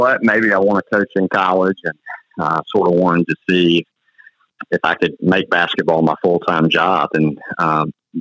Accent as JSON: {"language": "English", "town": "Rome", "region": "Georgia", "country": "United States", "tie": "born or raised there", "said": "I grew up in Rome, Georgia"}